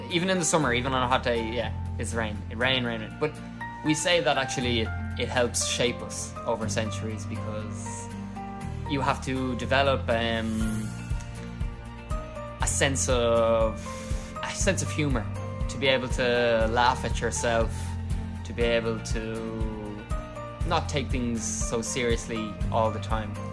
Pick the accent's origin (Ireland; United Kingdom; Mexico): Ireland; moved away as an adult; now in Hanoi, Vietnam; from the Republic of Ireland. It's an island in northwest Europe, just uh, beside England and Wales and Scotland. I came to Vietnam